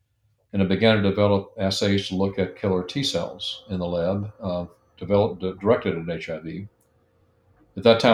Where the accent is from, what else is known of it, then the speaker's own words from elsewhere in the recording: Alabama, United States; moved away; I'd grown up in Alabama